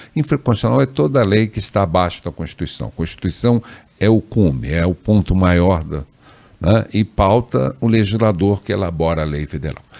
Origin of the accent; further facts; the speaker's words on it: Três Corações, Minas Gerais, Brazil; moved away as an adult; also born or lived in Andrada / Santa Rita do Sapucaí / Pouso Alegre; now in Brasília, Brazil; eu sou nascido em Três Corações, onde eu fiz todo o curso primário, ginásio, colegial.